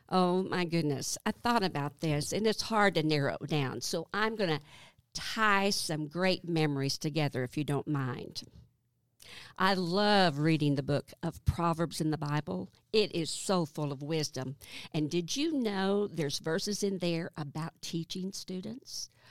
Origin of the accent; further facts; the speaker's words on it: south of Highfill, Arkansas, United States; also born or lived in Burlington, Iowa; I was born in Iowa. Burlington, Iowa, and my family moved to Arkansas the summer that I turned seven. When, uh, I grew up on a farm just south of Highfall